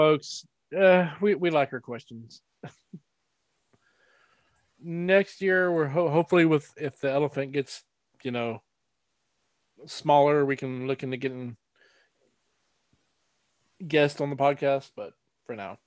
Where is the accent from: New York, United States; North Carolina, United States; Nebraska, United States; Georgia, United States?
North Carolina, United States; growing up in North Carolina